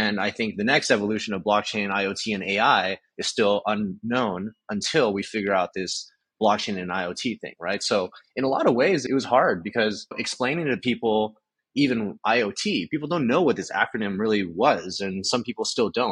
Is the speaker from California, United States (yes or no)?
yes; Southern California, United States; growing up in Southern California in a very Asian household